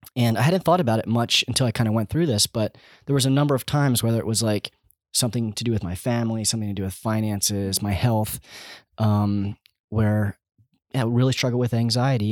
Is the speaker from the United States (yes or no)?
yes; Schwenksville, Pennsylvania, United States; also born or lived in Kentucky; I grew up in Schwanksville, which we're actually in Schwanksville now in our home